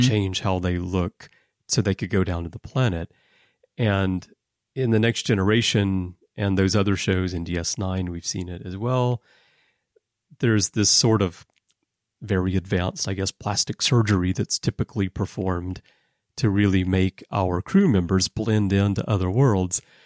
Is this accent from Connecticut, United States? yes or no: no; Alabama, United States; also born or lived in Texas; now in Japan; being from Texas, uh, but growing up in Alabama